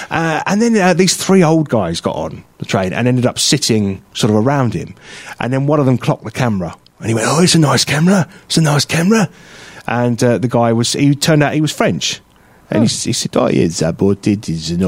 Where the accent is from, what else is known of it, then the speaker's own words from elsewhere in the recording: London, United Kingdom; accent: Londonish; also born or lived in Croydon; just because I live in London doesn't mean I live with the Queen.